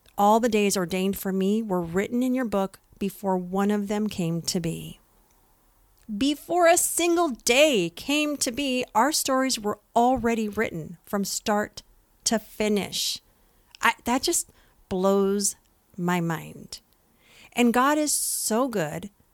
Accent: San Jose, California, United States; now in San Diego area, United States; I'm from East Side, San Jose

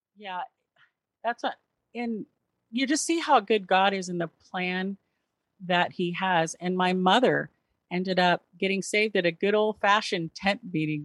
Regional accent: Southern California, United States; also born or lived in Memphis, Tennessee; now in Seattle, United States; raised in Southern California

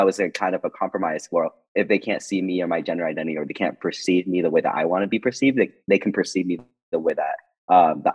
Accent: Boston, Massachusetts, United States; I am from Boston

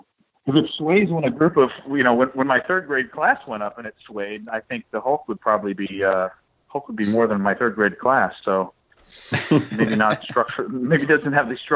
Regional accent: St. Louis, Missouri, United States; I'm from St. Louis, you know, the gateway to the Midwest

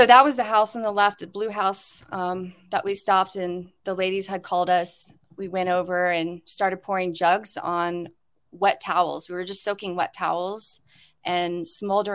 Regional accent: South Carolina, United States; now in Hawaii, United States; I grew up in Hurricane Alley in South Carolina, the southeast.

